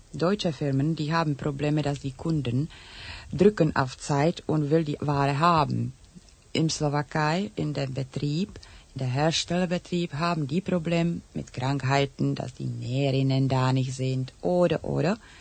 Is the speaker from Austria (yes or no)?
no; Czechia; first language Czech; German is a second language; now in Germany; in tschechischer Sprache, weil das meine Muttersprache ist.